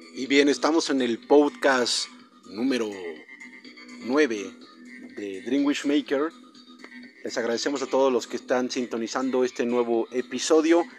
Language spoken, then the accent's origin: Spanish; Mexico